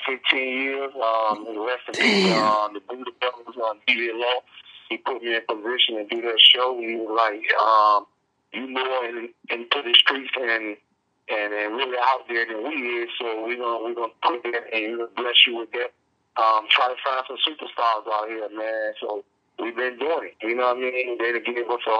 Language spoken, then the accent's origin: English; Berkeley, United States; also born or lived in Booker T area; so I'm born and raised in Berkeley. I moved in front of Booker T when I was like 10 years old